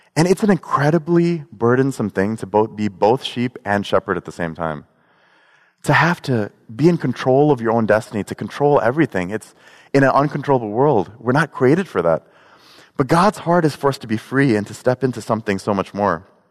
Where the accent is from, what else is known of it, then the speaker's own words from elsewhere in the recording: Chicago, Illinois, United States; I'm from Chicago